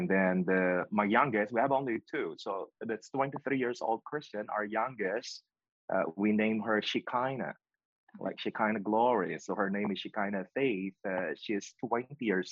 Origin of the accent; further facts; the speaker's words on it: Philippines; moved away as an adult; also born or lived in Pennsylvania, United States; now in Nashville, United States; my hometown